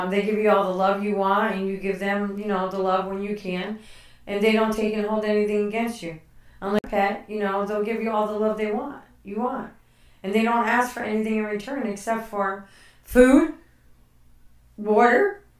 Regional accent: Connecticut, United States; moved away; I grew up in Connecticut, yes

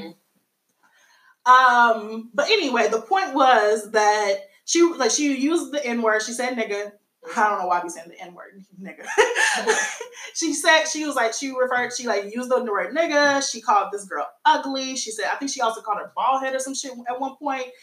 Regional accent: United States; my nationality would be American. I'm a Black American.

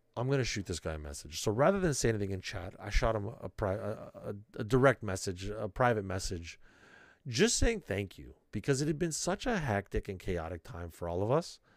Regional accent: Canada; being extra Canadian

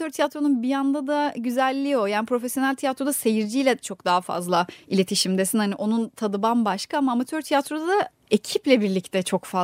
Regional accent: İzmir, Turkey; also born or lived in Kırıkkale; E, Kırıkkale'de doğdum ben. İki yaşına kadar da orada yaşadık ailemle birlikte. Sonra ailem İzmir'e taşınmaya karar vermiş. Yani ben küçüktüm tabii. ee, iki yaşından beri, o iki yaş ile 18 yaş arası İzmir'de geçti.

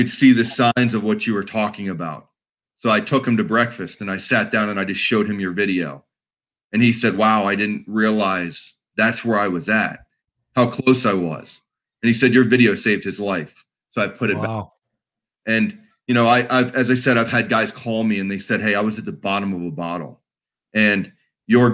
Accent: Pennsylvania, United States; also born or lived in Waldorf, Maryland; I was born in Waldorf, Maryland, which is south of Washington D.C. And then we moved up to Pennsylvania in 1990

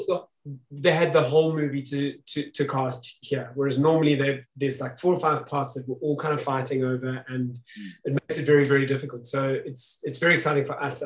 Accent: South Africa; us as South African actors

